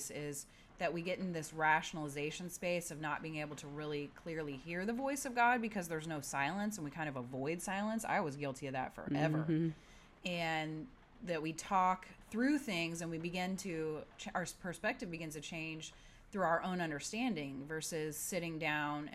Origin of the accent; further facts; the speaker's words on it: Midwest, United States; now in San Diego, United States; I grew up in the Midwest